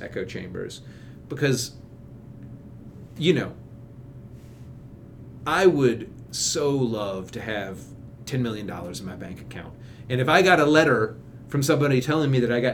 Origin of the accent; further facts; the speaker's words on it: Kentucky, United States; now in Washington, D.C., United States; I'm from Kentucky originally, and my wife is from Florida, and we go back to where we grew up